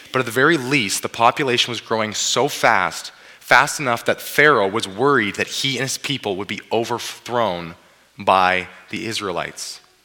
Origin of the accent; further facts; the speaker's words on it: Abbotsford, British Columbia, Canada; now in Swift Current, Canada; I grew up in Abbotsford